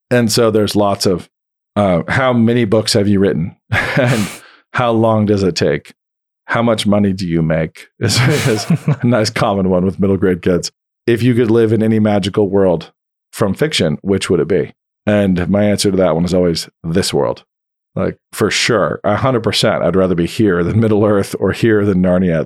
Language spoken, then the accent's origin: English; Idaho, United States; I grew up in the wheat fields of Idaho.